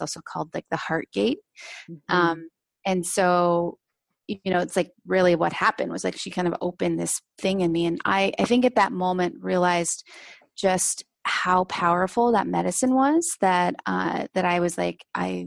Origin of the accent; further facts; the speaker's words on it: Seattle, Washington, United States; I grew up in Seattle